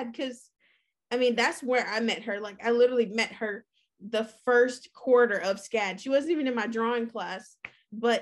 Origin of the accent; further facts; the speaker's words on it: Concord, North Carolina, United States; moved away as an adult; now in Washington, D.C., United States; I'm from Concord, North Carolina, and I'm one of 10 kids